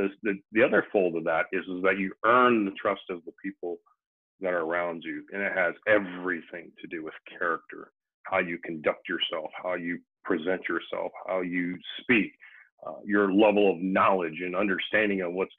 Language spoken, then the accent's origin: English; Midwest, United States; I'm from the Midwest, and I always say guys, but I mean everybody